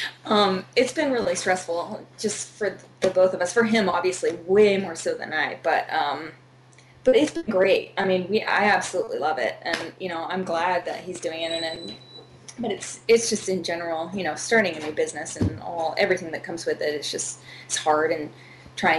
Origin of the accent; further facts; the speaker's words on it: Fresno, California, United States; moved away as an adult; now in Los Angeles, United States; I'm from Central California. I'm from, like, Fresno area.